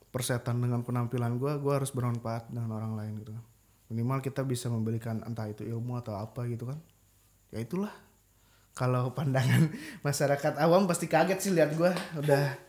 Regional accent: Bandung, West Java, Indonesia; moved away as an adult; now in Yogyakarta, Indonesia; Gue di Bandung itu tinggal gue tuh rumah gue ya di daerah kota Bandung Timur

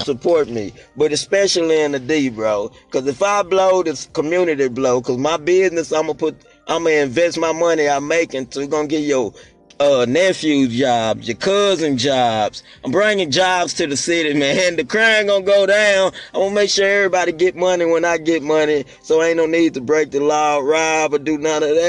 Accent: Dallas, Texas, United States; I'm from Dallas.

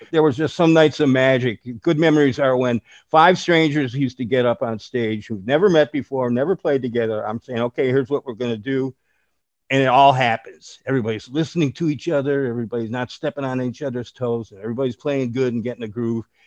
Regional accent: Chicago, Illinois, United States; I'm originally from Chicago. Uh, I just turned 70 years old the other day. So I grew up in Chicago

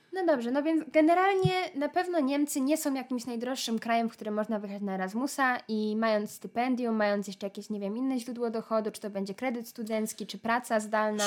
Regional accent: Poland

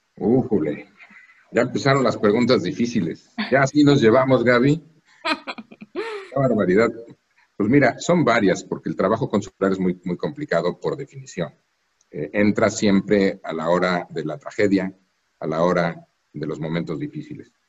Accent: Mexico; moved away as an adult; also born or lived in Europe; now in Washington, United States; los mexicanos y mexicanas que vivimos fuera de México. No por vivir fuera de México somos menos mexicanos.

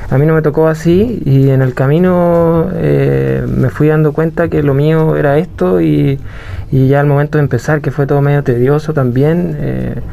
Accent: Puerto Varas, Los Lagos, Chile; Y junto con, en general mi vida, que, se, que me crié en Puerto Vara, en el campo, súper natural

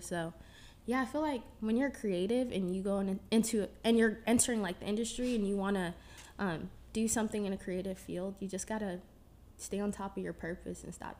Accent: Northern Virginia, United States; I attend the LA Film School, but with COVID and everything, I'm still home in the DMV, so I'm from Nova.

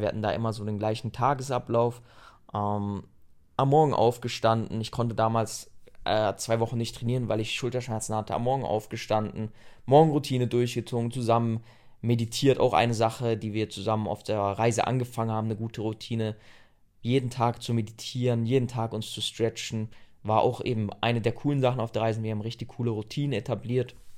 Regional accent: Germany; Wenn du aus Deutschland kamst

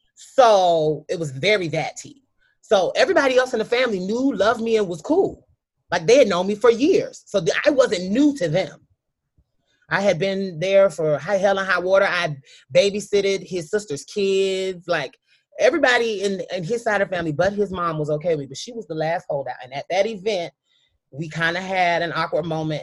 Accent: South Carolina, United States; I come from a very traditional kind of Southern. I'm from South Carolina, a small town kind of mentality

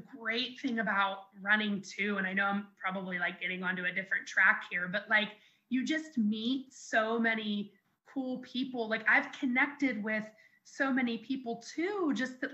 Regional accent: Jefferson, United States; my hometown here in Jefferson, like where I grew up

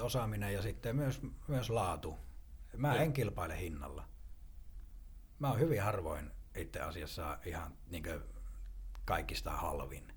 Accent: northern Finland, Finland; accent: northern; kun mä oon tuolta pohjoisesta kotoisin, niin kuin puheestakin kuulee

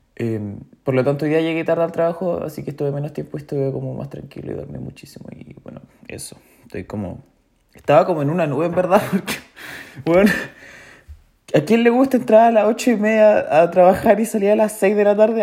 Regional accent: Chillán, Ñuble, Chile; Yo nací en Chillán, eh, Chile

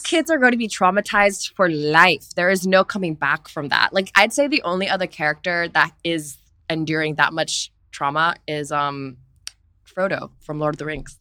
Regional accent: Singapore; growing up in Asia and Singapore

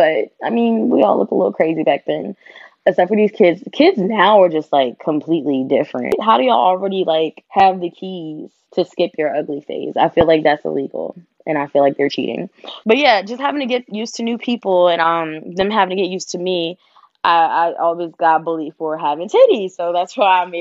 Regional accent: Virginia, United States; I grew up in Virginia

